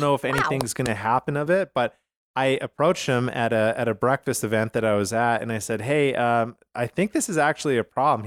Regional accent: Canada; now in United States; I'm from Canada originally

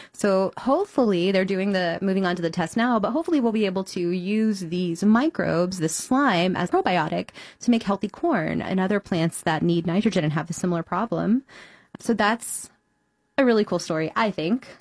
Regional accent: Houston, Texas, United States; now in Chicago, United States; Houston, Texas, which is my hometown

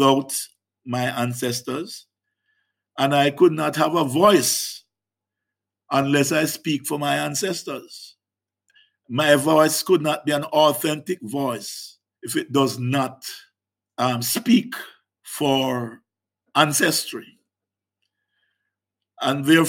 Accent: Jericho, Hanover, Jamaica; in the African diaspora community across the world, certainly in my community of Jericho and Hanover

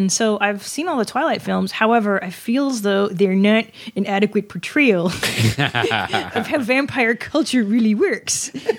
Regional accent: Los Angeles, California, United States; also born or lived in Canada; I grew up in L.A.

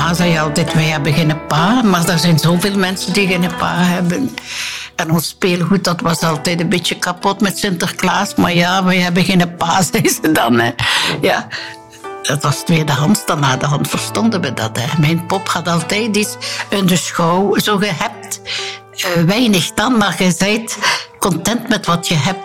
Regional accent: Bree, Flanders, Belgium; ik ging dan soms praten met een priester bij ons op de Gerkenberg in Breedus

